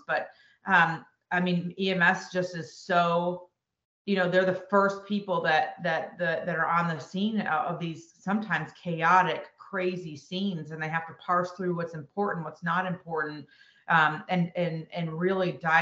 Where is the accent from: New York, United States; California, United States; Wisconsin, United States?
New York, United States; Buffalo; moved away as an adult; also born or lived in Rochester, New York / Syracuse, New York; now in Greenville, United States; I'm from Buffalo, New York originally